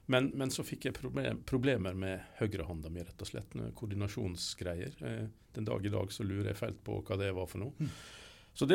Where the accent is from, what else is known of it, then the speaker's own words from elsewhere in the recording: Ørsta, Møre og Romsdal, Norway; moved away; Jeg er opprinnelig sunnmøring, men, eh, og fra Ørsta på Sunnmøre. Men eh, jeg flytta jo ut der for 1000 år siden nesten, så jeg har bodd mye lenger vekk fra Sunnmøre enn på Sunnmøre.